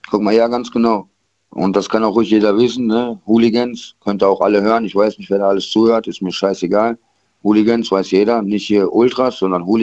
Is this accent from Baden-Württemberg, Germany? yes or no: no; Kaiserslautern, Rhineland-Palatinate, Germany; Aus Lautern. Ich komme okay. aus Waldkaiserslautern.